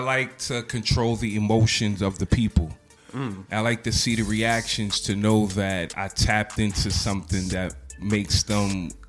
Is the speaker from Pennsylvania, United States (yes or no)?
no; New York City, New York, United States; I'm from the Boogie Down.